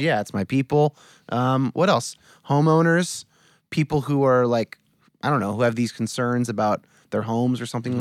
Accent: California, United States; I was born in 1983 in California

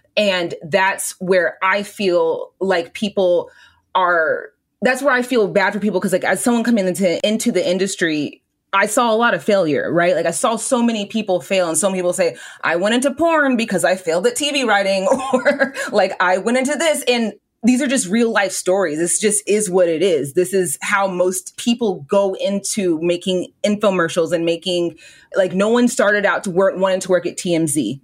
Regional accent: Southern California, United States; I'm from Southern California. Like I'm from like I'm this is my home

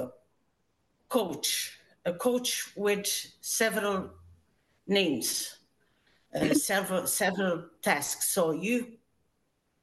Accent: Portugal; moved away as an adult; I immigrated from Portugal when I was 19, so a long time ago.

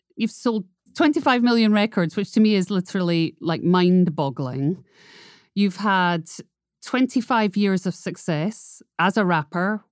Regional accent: Scotland, United Kingdom; I am a Scottish redhead

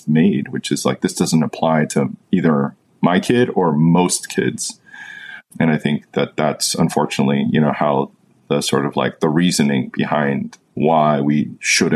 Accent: United States; someone who's born in the United States, has lived here my whole life

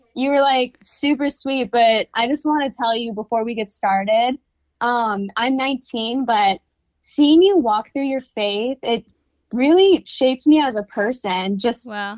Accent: California, United States; I'm from California

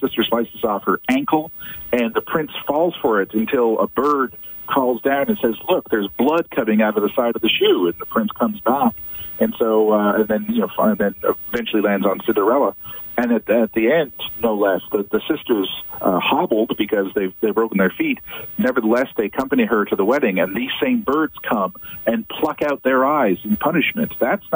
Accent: Ottawa, Ontario, Canada; I grew up in Ottawa

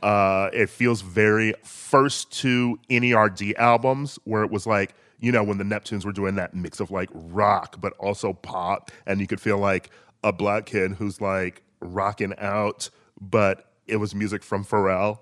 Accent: Milwaukee, Wisconsin, United States; moved away; I lived in Milwaukee.

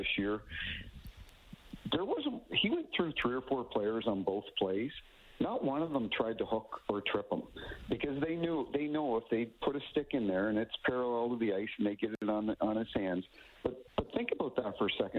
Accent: New Brunswick, Canada; now in St. Louis, United States; I grew up in New Brunswick, and I live in St. Louis now.

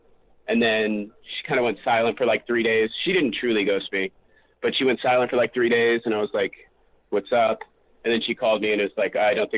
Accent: Indiana, United States; now in California, United States; I visited Indiana, which is my hometown.

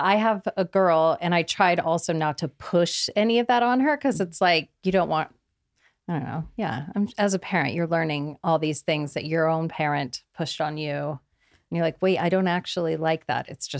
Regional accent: Kansas, United States; now in Los Angeles, United States; And, you know, I grew up in Kansas.

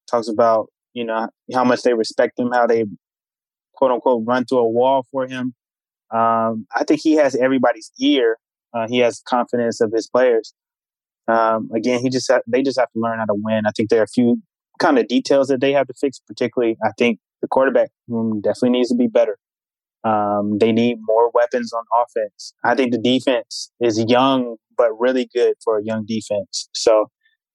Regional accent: Charlotte, North Carolina, United States; moved away as an adult; now in Houston, United States; I'm from Charlotte originally.

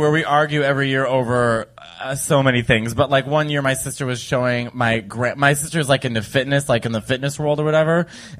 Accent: New York, United States; as a New Yorker

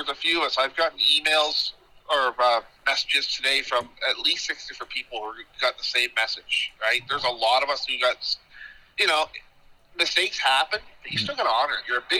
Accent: Colebrook, Nova Scotia, Canada; Yeah, I'm from Colebrook.

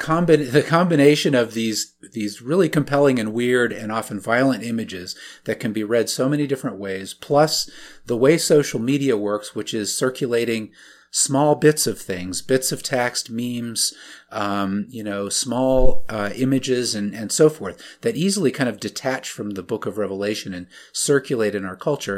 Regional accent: Alaska, United States; so I grew up mostly in Alaska in conservative evangelical Christian circles

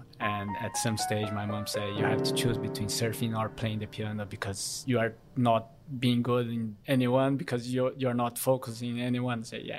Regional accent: São Paulo, Brazil; first language Korean; English is a second language; moved away as an adult; now in Gold Coast, Australia; I'm from Brazil, from São Paulo, more precisely a massive city. Probably the financial capital of Brazil.

